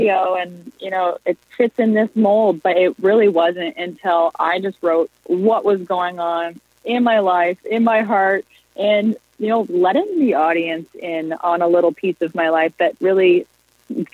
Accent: Prince Edward Island, Canada; moved away as an adult; now in Toronto, Canada; I'm from Prince Edward Island, and I moved to Toronto when I was 19

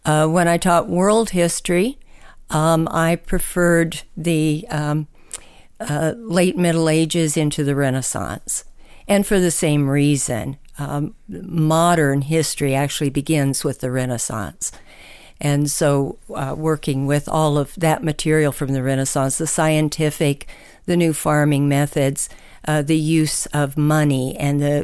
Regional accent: Los Angeles, California, United States; moved away as an adult; now in Winnebago, United States; I was born and raised in Los Angeles

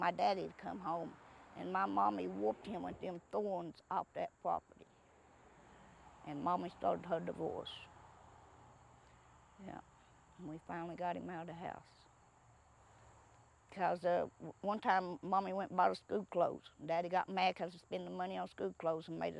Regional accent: Appalachia, United States; born or raised there

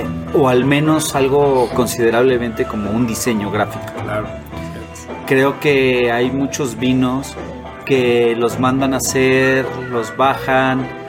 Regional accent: Mexico; no tenía esta cultura, eh, como mexicano

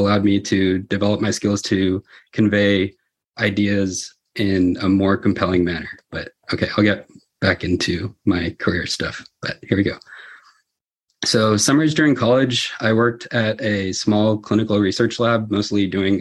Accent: the Bay Area, California, United States; I grew up in California, specifically here in the Bay Area, and I only left to go to school in Southern California

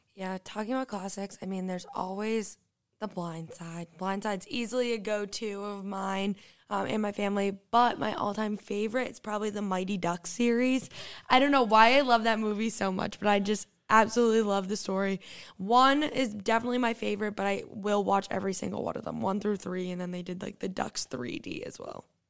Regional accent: Quincy, Massachusetts, United States; moved away as an adult; now in High Point, United States; I'm originally from Boston, Massachusetts, Quincy, actually, right outside of the city

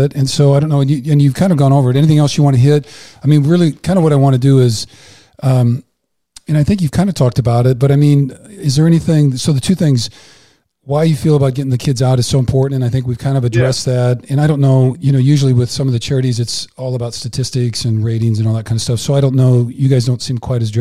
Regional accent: Iowa, United States; I grew up in Iowa

